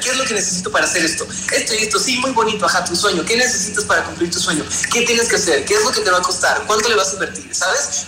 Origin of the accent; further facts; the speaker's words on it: Veracruz, Mexico; now in Mexico City, Mexico; Nosotros somos de Veracruz